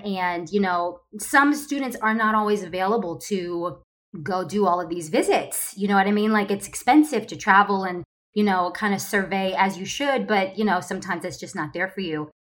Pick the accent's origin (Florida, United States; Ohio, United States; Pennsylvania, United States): Ohio, United States; moved away as an adult; now in Los Angeles, United States; I am originally from Ohio